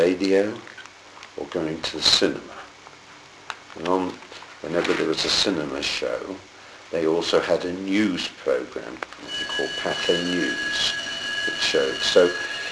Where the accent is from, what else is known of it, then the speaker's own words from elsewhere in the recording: Plymouth, South West England, United Kingdom; I was born in Plymouth.